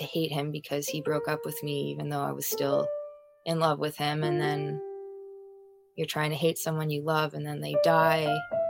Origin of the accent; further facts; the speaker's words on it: Winnipeg, Manitoba, Canada; I'm from Winnipeg, Manitoba, Canada.